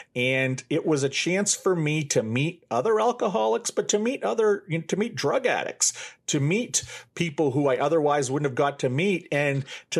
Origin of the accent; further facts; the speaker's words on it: Maine, United States; I was raised Catholic here in Maine, and my parents are very old school conservative Catholics.